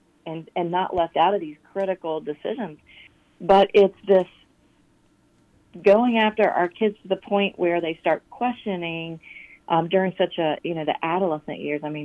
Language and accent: English; Chesterfield County, Virginia, United States; accent: Southern; also born or lived in Alabama; I grew up in Chester, Phillip County public schools